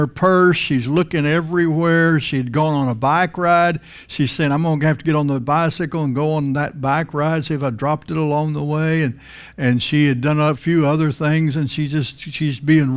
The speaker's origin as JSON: {"language": "English", "region": "Texas Panhandle", "country": "United States", "tie": "born or raised there", "moved": "yes", "lives_now": "Florida, United States", "said": "I grew up in the Texas Panhandle. You grew up in flat country"}